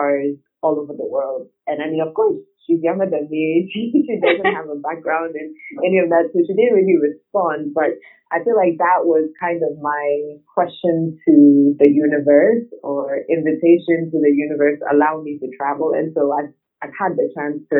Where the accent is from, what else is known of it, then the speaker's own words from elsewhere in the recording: Ghana; also born or lived in Nigeria; I was born in Nigeria, but lived most of my life in Ghana